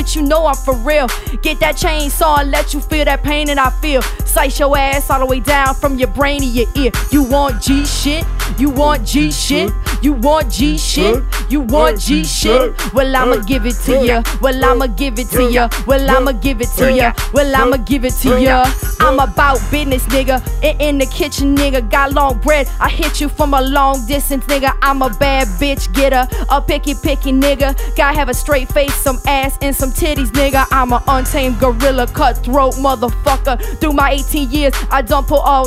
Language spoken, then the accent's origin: English; Marrero, Louisiana, United States; We're from Marrero